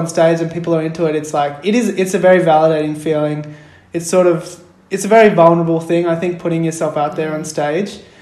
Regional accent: Melbourne, Victoria, Australia; I'm a playwright from Melbourne. I grew up in Melbourne. I'm Sri Lankan Tamil

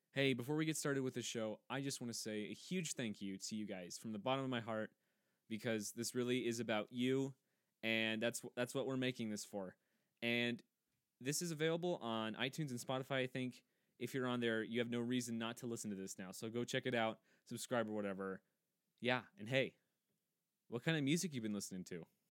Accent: Kansas, United States; now in LeRoy, United States; I am f, originally from Kansas, but I live in Leroy, Minnesota

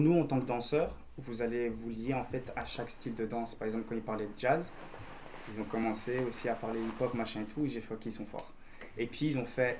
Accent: Belgium; first language French; je suis belge avec des origines vietnamiennes

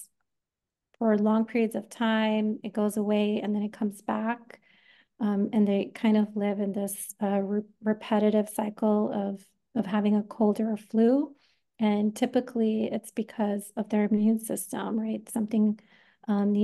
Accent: New York, United States; moved away; I am originally from New York

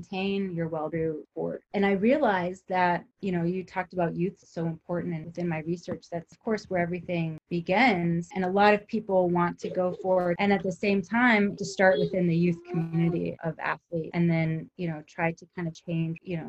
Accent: Southern California, United States; I grew up in Southern California

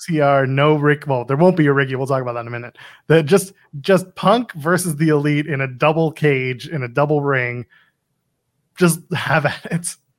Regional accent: Canada; I'm Canadian. I'm Canadian.

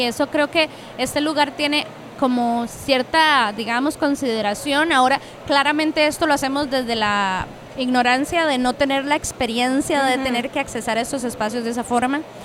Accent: Cartago, Costa Rica; yo soy de Cartago

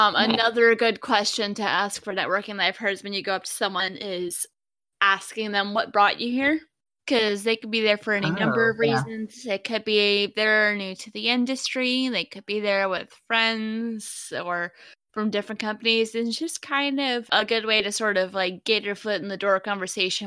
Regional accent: East Tennessee, United States; I grew up in East Tennessee.

